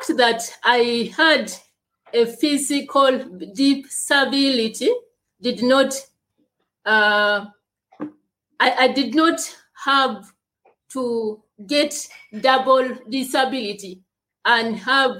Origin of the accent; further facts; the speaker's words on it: Uganda; I am from Uganda. I was born in Uganda and I live in Uganda gladly.